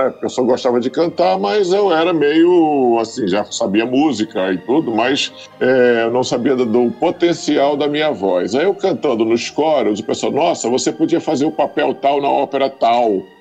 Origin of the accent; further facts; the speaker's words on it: interior of Paraíba, Brazil; moved away as an adult; now in Rio de Janeiro, Brazil; Eu nasci na Paraíba, né? No interior